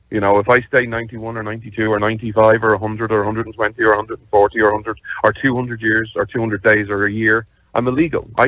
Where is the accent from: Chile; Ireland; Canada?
Ireland; this is just because, you know, I'm Irish and stuff, like, I wish you'd start deporting Irish people